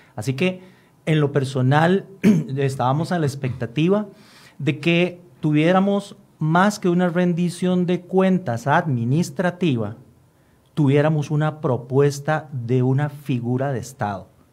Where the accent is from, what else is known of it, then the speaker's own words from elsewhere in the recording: Costa Rica; como costarricenses